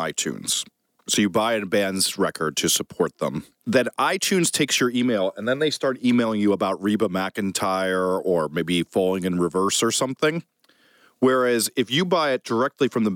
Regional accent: United States; also born or lived in New Jersey; now in New York, United States; as a New York kid and New Jersey kid

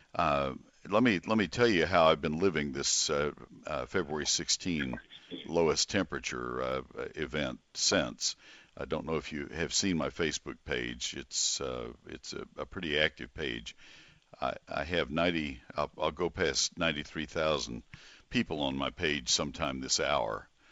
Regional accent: College Station, Texas, United States; also born or lived in Dallas-Fort Worth area, Texas; now in Dallas-Fort Worth, United States; I grew up in College Station, so I knew Saint Augustine for all of my growing up years

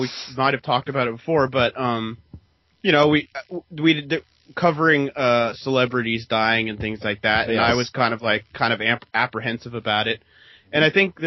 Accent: United States; As an American

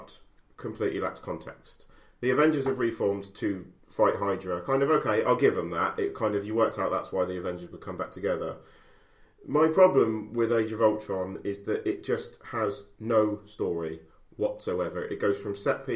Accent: Basingstoke, South East England, United Kingdom; moved away; it's my hometown

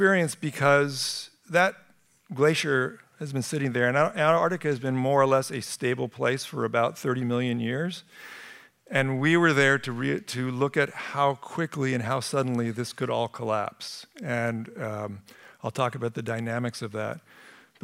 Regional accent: Sunnyvale, California, United States; moved away; I grew up in Sunnyvale, and to be back here

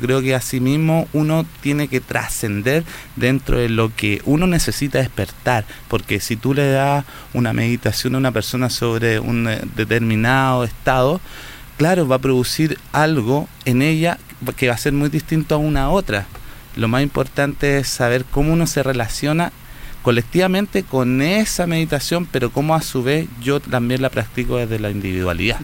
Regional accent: Santiago, Santiago Metropolitan Region, Chile; now in Viña del Mar, Chile; nací acá en Santiago, nací en Santiago Centro, muy urbano

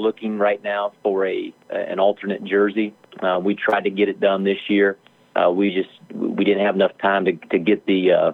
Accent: Wyoming, United States; moved away; I'm from Wyoming.

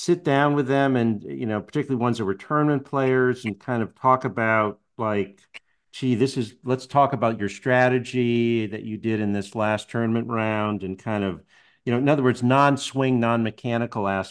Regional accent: Connecticut, United States; moved away; I grew up in Connecticut

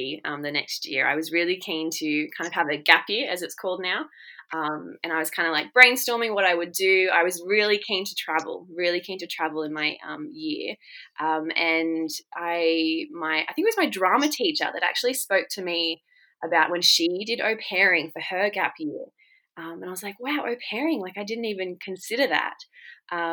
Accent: Shoalhaven, New South Wales, Australia; also born or lived in United Kingdom; I come from a really great town called Cobarra Beach in the Shoalhaven of Australia. I've lived there pretty much all my life and have been very blessed to grow up here.

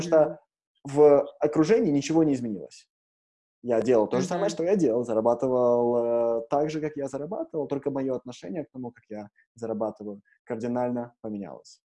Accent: Ukraine; moved away; я родился в Украине

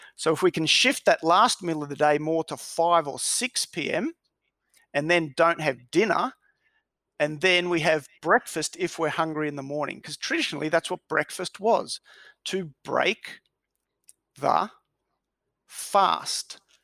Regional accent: Melbourne, Victoria, Australia; I was born in Melbourne, grew up in Melbourne

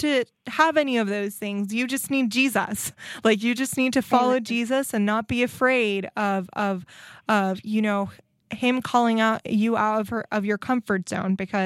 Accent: Nicaragua; now in United States; I grew up in Nicaragua

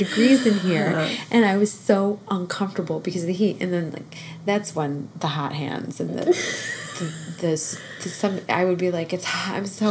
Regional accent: Northeast, United States; I grew up in the Northeast

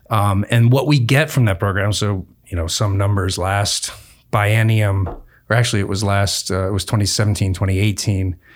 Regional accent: Southern Oregon, United States; grew up in Southern Oregon

